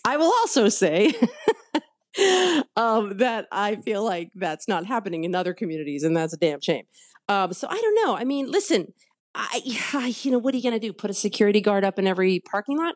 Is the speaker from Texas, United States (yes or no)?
yes; Houston, Texas, United States; moved away; growing up in West Houston